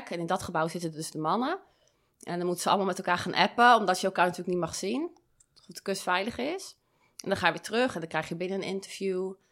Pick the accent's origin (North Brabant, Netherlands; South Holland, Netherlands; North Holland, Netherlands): South Holland, Netherlands; Dordrecht; Uh, Dordrecht.